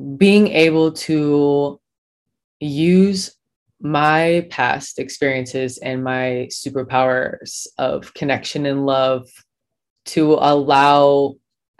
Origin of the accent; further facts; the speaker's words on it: Bloomington, Illinois, United States; moved away as an adult; also born or lived in Ohio; I was born and raised in Bloomington, Illinois